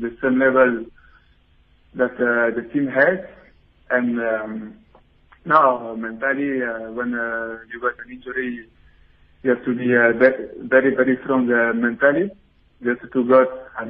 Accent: Belgium; I was born in Belgium

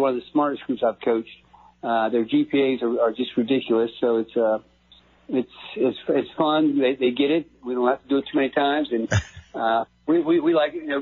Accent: Silver Spring, Maryland, United States; moved away as an adult; now in Frederick County, United States; I was from Silver Spring

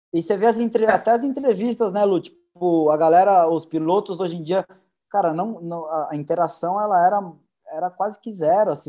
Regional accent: Brazil; a gente como brasileiro

